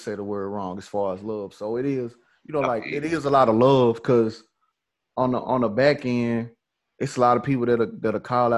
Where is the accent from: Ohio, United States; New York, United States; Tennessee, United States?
Tennessee, United States; Memphis; born or raised there; also born or lived in Atlanta